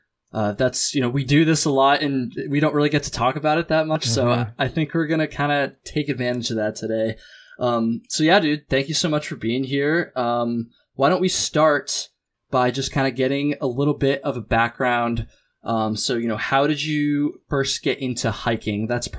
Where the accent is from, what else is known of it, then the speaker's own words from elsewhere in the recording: Vermont, United States; I grew up in Chittenden County, Vermont, so real close to the Long Trail, real close to the Adirondacks, right in the Green Mountains pretty much.